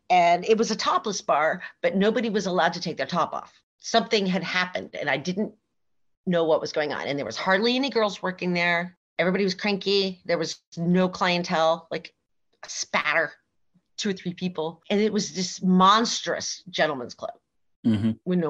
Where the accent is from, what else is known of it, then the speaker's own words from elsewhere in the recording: West Coast, United States; moved away as an adult; also born or lived in Las Vegas / New York City; I was from the West Coast